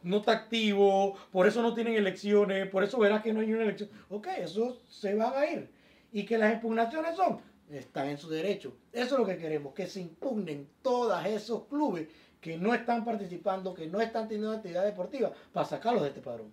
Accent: Panama; incluyéndome a mí como panameño

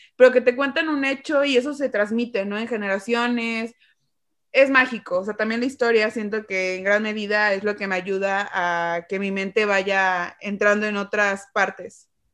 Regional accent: Xalapa, Veracruz, Mexico; yo soy de Jalapa, y aquí es una zona muy cultural

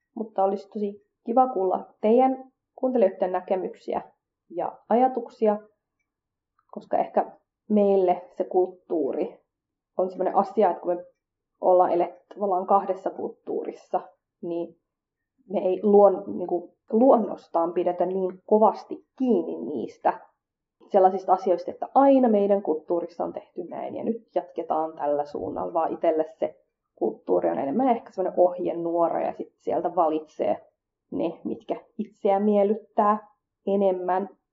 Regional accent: Finland; koska mä kasvoin Suomessa, eikä mulla nuorempana ujona tyyppinä ollut paljon kontakteja muihin kurdeihin

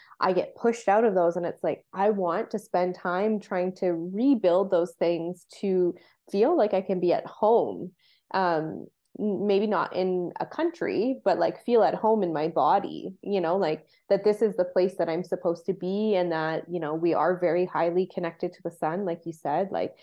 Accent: Canada; growing up in Canada, I felt like I didn't have a culture

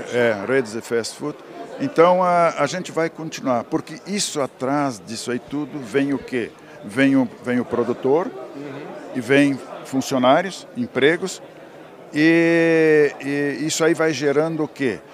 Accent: Candelária, Rio Grande do Sul, Brazil; moved away as an adult; also born or lived in Cerro Branco, Cachoeira do Sul; now in Paraná, Brazil; sou natural de Candelária, morava no, no distrito de, um distrito de Cachoeiro do Sul chamado Cerro Branco

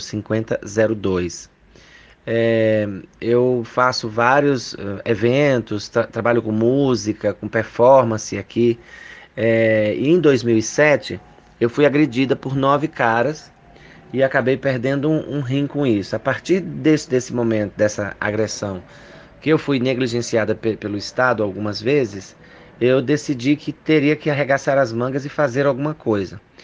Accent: Paraíba, Brazil; now in São Paulo, Brazil; eu sou paraibana, mas moro aqui em São Paulo há 14 anos

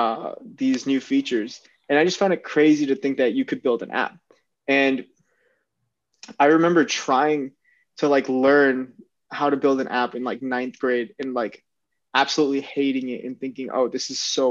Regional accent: Cupertino, California, United States; growing up in Cupertino

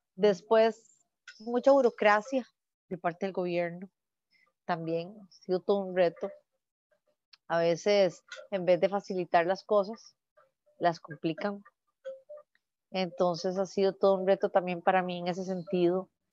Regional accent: Costa Rica; la fundación está aterrizando los proyectos en mi país

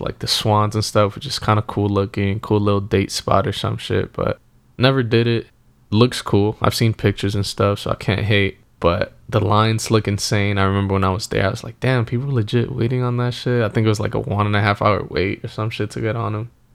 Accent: New York City, New York, United States; growing up in New York

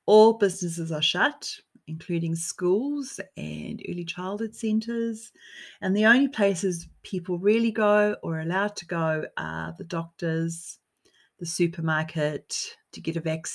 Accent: New Zealand; I'm from New Zealand

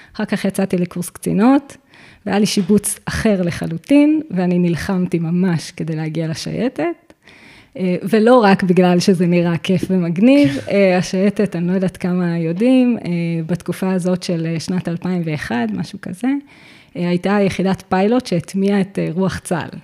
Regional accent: Givat Haim, Central District, Israel; אני נולדתי וגדלתי בגבעת חיים

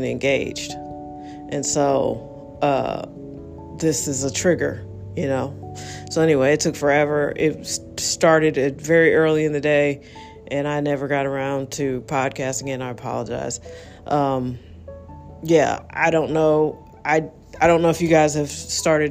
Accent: North County, Missouri, United States; I grew up in North County

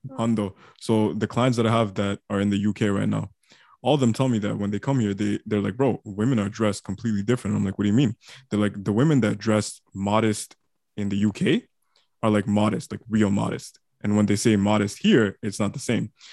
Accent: Toronto, Ontario, Canada; me and Rami are from Toronto.

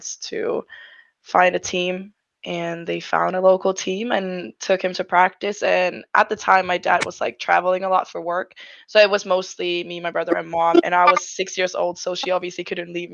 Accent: Finland; I'm from Finland.

